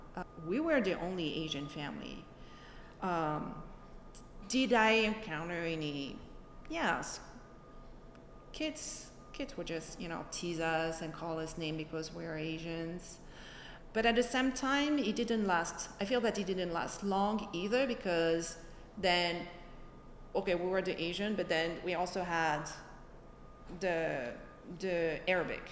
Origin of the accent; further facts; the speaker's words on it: Alfortville, Île-de-France, France; moved away; I was born and raised in France, in a little city by Paris, in a suburb of Paris.